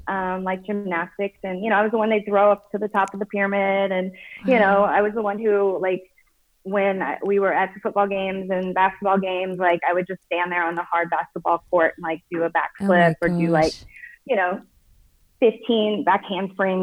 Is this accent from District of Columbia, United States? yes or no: no; Oklahoma, United States; I grew up in Oklahoma, which is right above Texas.